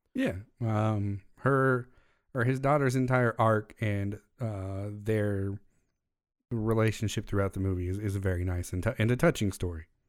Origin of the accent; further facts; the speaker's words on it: United States; As an American